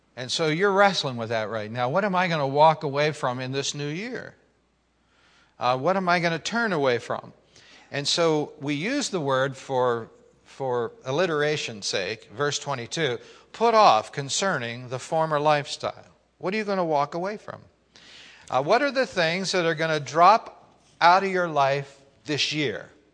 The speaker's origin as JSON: {"language": "English", "town": "Pittsburgh", "region": "Pennsylvania", "country": "United States", "tie": "born or raised there", "said": "growing up in Pittsburgh"}